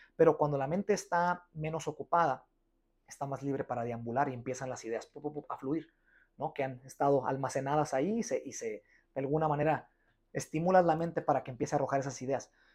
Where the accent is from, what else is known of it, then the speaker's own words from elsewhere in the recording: Guadalajara, Jalisco, Mexico; yo soy de Guadalajara